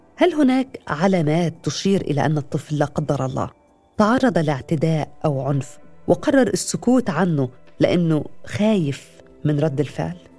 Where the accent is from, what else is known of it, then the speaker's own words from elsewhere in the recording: Aleppo, Aleppo Governorate, Syria; من حلب